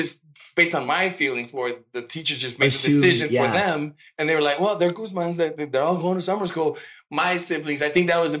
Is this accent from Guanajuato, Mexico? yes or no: no; Mexico City, Mexico; moved away; When I went to the U.S. because I'm originally from Mexico City.